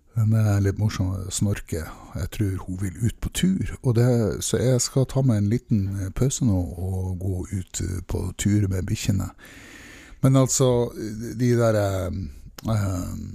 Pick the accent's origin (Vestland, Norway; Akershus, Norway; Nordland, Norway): Nordland, Norway; Mosjøen; Jeg er fra en liten industriplass som heter Mosjøen. Og der vokste jeg opp